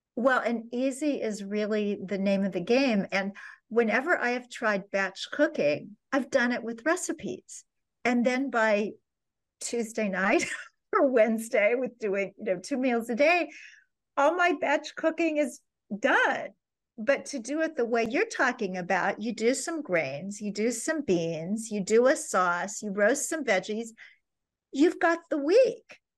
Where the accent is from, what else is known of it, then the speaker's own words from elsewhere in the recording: Kansas City, Missouri, United States; my hometown of Kansas City, Missouri